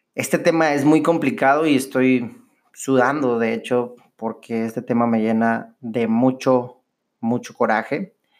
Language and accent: Spanish; Monterrey, Nuevo León, Mexico; los regios somos los regios porque somos bien chingones